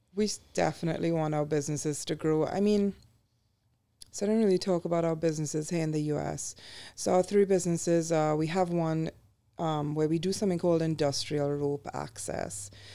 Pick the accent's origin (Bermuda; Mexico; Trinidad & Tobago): Trinidad & Tobago; moved away as an adult; now in United States; when we were growing up, you know, in the eighties and nineties in the Caribbean